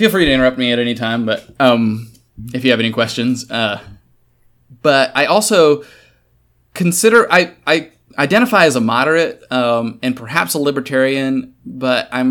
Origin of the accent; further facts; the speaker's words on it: Kansas, United States; I'm from Kansas